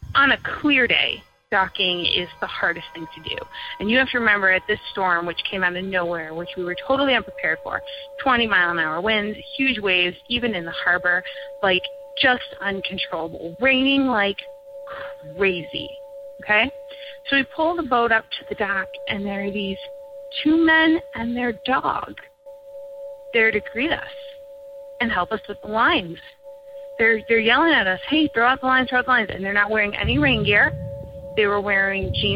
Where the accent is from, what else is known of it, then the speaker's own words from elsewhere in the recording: Michigan, United States; I grew up in Michigan